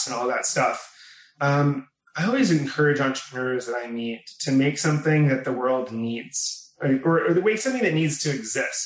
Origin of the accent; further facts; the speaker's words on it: Newton, Massachusetts, United States; now in New York, United States; I grew up outside of Boston in a town called Newton, or more specifically Wabun.